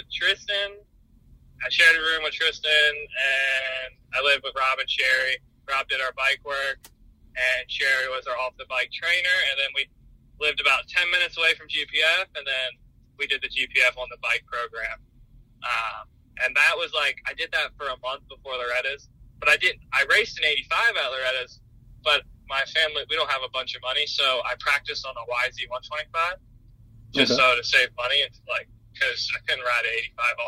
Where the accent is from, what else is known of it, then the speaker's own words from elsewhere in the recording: Maryland, United States; I grew up in Maryland, probably 10, 20 minutes away from that restaurant.